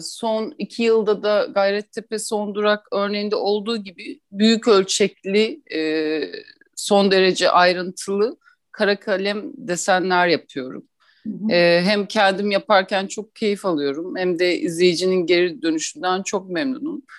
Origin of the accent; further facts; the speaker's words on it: Istanbul, Turkey; ben 1983 yılında İstanbul'da doğdum. Ee, burada doğdum, büyüdüm